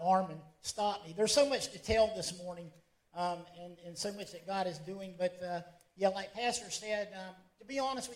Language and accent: English; Callahan, Florida, United States; moved away as an adult; now in Ecuador; I'm from Callahan